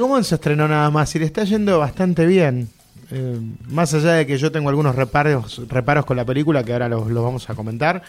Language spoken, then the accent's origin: Spanish; Sarandí, Buenos Aires Province, Argentina; en, el viaducto, en Sarandí, que es de donde soy yo